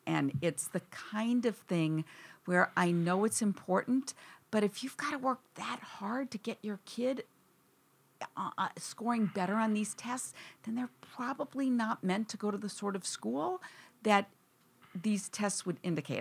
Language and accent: English; Wisconsin, United States; now in East Coast, United States; I grew up in Wisconsin.